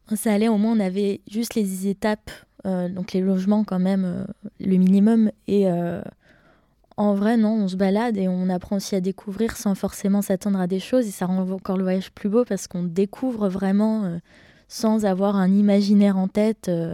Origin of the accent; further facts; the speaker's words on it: Besançon, Bourgogne-Franche-Comté, France; je viens de Besançon en Franche-Comté, et plus précisément de Planoise.